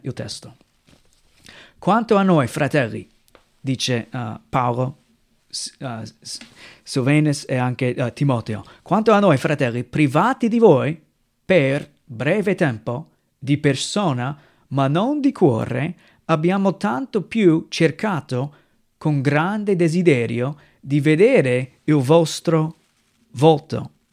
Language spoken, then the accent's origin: Italian; United States; Italian is a second language; moved away as an adult; now in Italy; vengo dai Stati Uniti, eh, subito riesci a capire che ho un accento diverso, non sono italiano